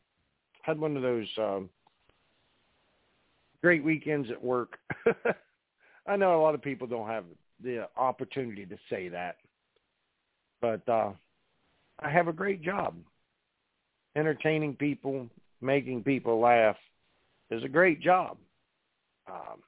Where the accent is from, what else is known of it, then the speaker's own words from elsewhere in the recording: Parkersburg, West Virginia, United States; I grew up in Parkersburg, West Virginia.